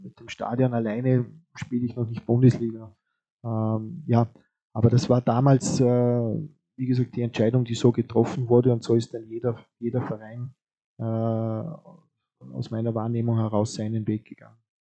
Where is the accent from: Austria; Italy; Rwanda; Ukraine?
Austria; Vorarlberg; liegt uns äh, als Vorarlberger natürlich auch am Herzen